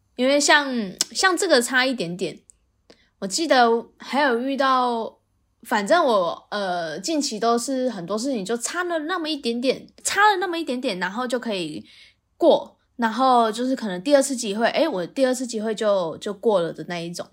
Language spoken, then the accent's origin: Chinese; Taiwan; 我们台湾人是有一方赢了，我们就重新再来一次回合